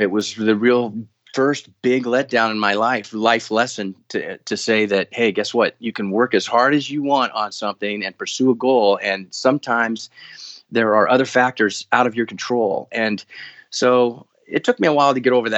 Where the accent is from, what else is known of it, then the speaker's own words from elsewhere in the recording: Denver, Colorado, United States; I grew up in Denver, Colorado area